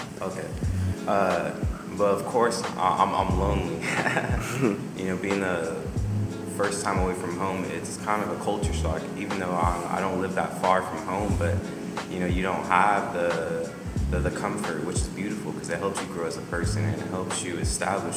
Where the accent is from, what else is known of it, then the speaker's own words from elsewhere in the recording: San Jose, California, United States; moved away as an adult; I'm from San Jose, California